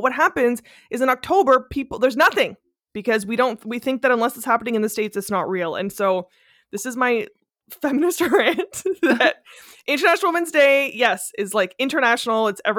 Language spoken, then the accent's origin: English; Canada; as a Canadian feminist